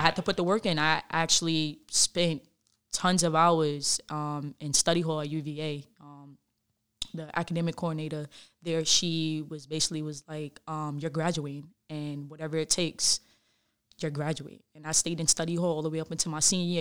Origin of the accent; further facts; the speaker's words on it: New York City, New York, United States; I grew up in the Bronx.